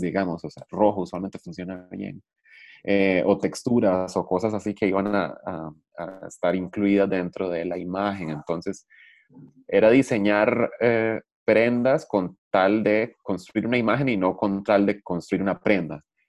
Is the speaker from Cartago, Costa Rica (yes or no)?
no; Liberia, Guanacaste, Costa Rica; Yo crecí en Liberia